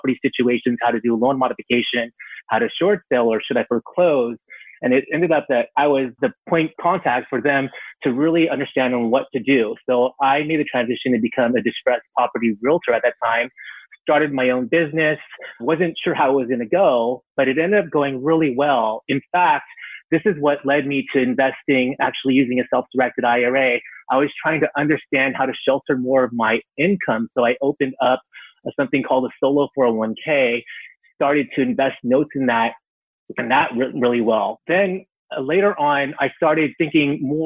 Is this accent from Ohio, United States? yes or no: no; San Francisco Bay Area, California, United States; I was born and raised in the San Francisco Bay Area, and I still live here